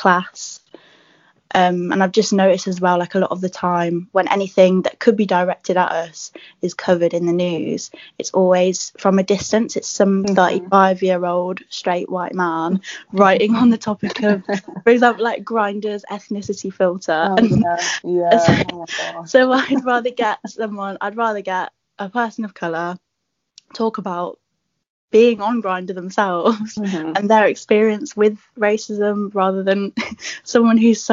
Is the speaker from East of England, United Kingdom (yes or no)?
no; Birmingham, West Midlands, United Kingdom; moved away; also born or lived in London; I'm originally from Birmingham